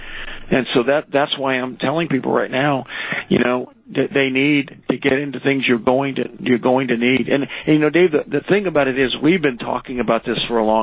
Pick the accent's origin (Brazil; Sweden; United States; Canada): United States; I'm an American through and through